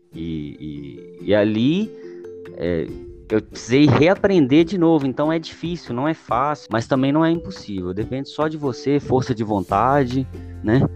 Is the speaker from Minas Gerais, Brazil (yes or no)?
yes; Belo Horizonte, Minas Gerais, Brazil; eu nasci aqui em BH. A, a minha infância, a minha infância mesmo, foi, foi, foi com muita dificuldade